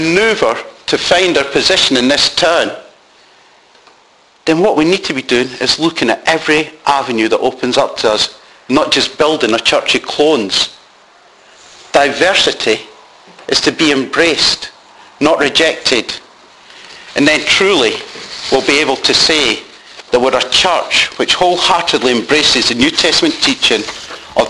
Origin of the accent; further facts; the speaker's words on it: Scotland, United Kingdom; now in Doncaster, United Kingdom; being brought up as a Scotsman